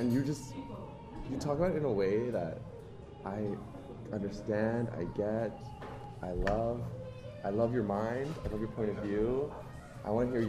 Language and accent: English; Canada; moved away as an adult; now in Okinawa, Japan; I'm from Canada. It's fucking freezing cold